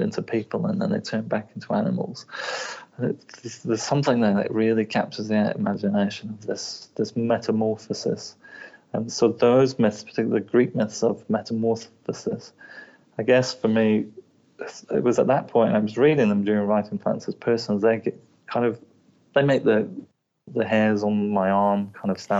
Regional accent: England, United Kingdom; now in Wellington, New Zealand; I'm from England

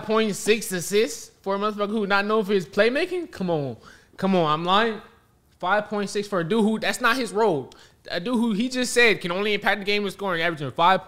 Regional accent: Inglewood, California, United States; I grew up in Inglewood, California.

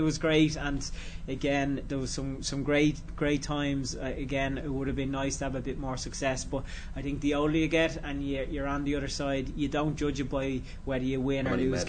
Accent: Dublin, Leinster, Ireland; also born or lived in Cork; I grew up in Finglas

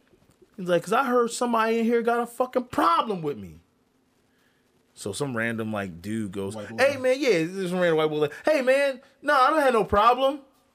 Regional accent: Philadelphia, Pennsylvania, United States; I'm from Philly. You know what I mean? North Philly, Erie Ave, Mount Airy Ave.

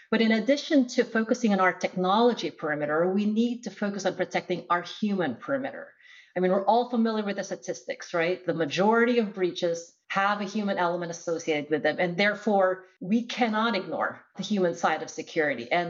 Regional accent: Philippines; now in United States; So, I'm originally from the Philippines. I uh, moved to the US for college.

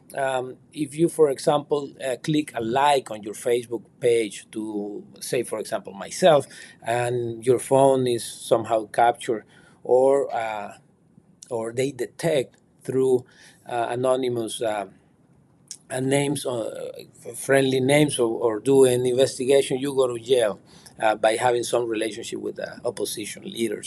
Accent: Nicaragua; moved away as an adult; now in United States; I was finally banished from Nicaragua in February of this year

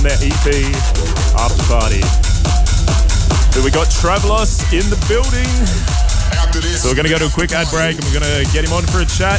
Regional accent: Gold Coast, Queensland, Australia; now in Melbourne, Australia; I'm from the Gold Coast, right? I didn't get to live through all these golden Melbourne years that everybody got to live through

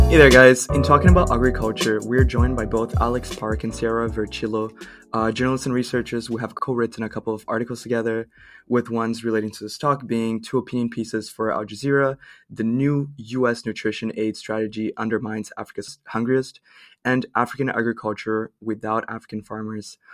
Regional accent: Brazil; now in Canada; I'm from Brazil

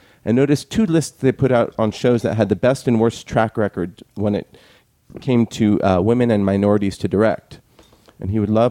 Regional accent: Palo Alto, California, United States; moved away; also born or lived in Santa Clara, California / Texas; I was born and raised in California. I was born in Santa Clara.

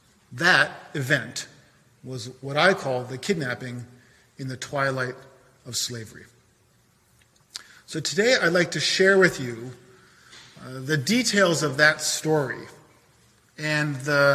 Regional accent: Boston, Massachusetts, United States; I'm from the South End of Boston, which is where I was born and raised, not too far from here.

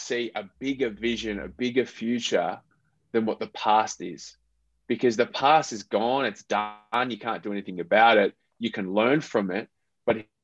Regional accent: Australia; moved away as an adult; also born or lived in Philippines; I am half Filipino and I'm half Australian.

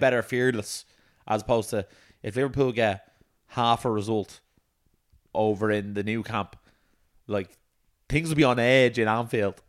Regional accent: Ireland; we're from Ireland

